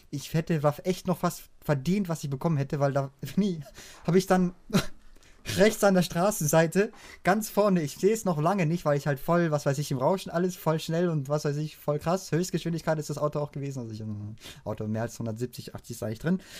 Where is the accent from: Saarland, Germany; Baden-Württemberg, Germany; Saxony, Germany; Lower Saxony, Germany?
Baden-Württemberg, Germany; wenn ich dann halt endlich wieder in meine Heimat, in Schwarzwald rauskomme